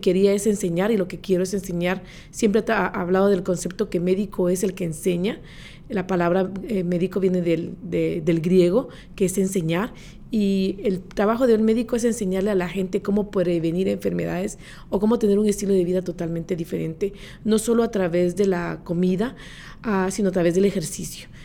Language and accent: Spanish; Guatemala; moved away as an adult; now in Orange County, United States; soy originaria de Guatemala